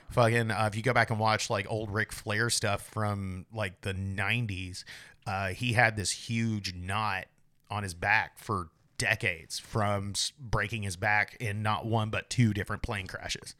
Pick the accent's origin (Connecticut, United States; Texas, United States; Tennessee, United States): Tennessee, United States; moved away; I'm from Tennessee